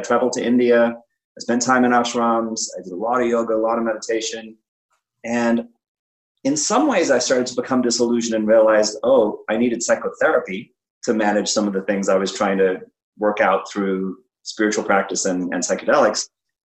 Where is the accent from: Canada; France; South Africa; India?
South Africa; I grew up in South Africa